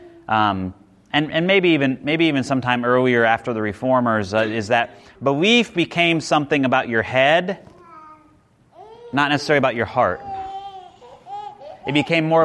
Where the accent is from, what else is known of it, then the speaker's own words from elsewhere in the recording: Nebraska, United States; moved away; growing up in Nebraska